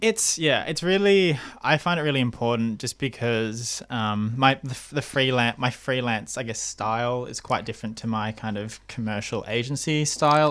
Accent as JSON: {"language": "English", "country": "Australia", "tie": "born or raised there", "first_language": "English", "said": "growing up with a uh, Asian heritage mm. in Australia"}